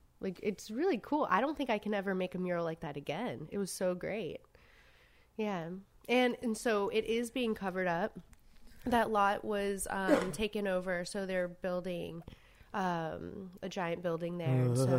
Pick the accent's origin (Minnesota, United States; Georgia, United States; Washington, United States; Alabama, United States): Georgia, United States; Savannah; now in New York, United States; it started when I moved to New York from Savannah, Georgia.